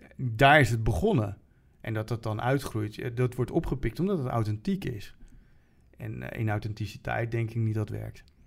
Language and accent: Dutch; Utrecht, Netherlands; als Utrechter